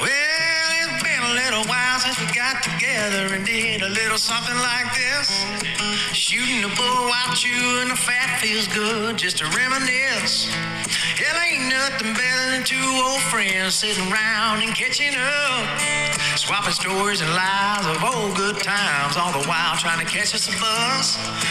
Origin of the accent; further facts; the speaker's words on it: Reno, Nevada, United States; born there; I was born in Reno, Nevada. That's how we talk out here.